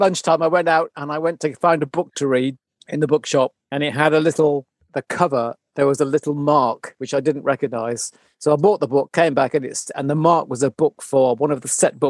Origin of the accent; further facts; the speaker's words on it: Bermuda; born there; So I come from, I was an army kid. So I was born in Bermuda.